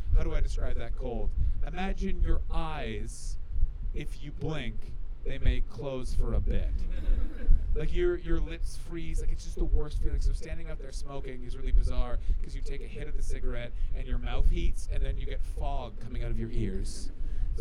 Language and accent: English; Canada